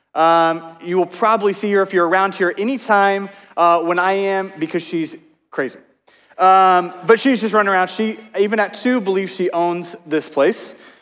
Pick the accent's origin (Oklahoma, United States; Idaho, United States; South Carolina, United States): Oklahoma, United States; moved away; I grew up in Oklahoma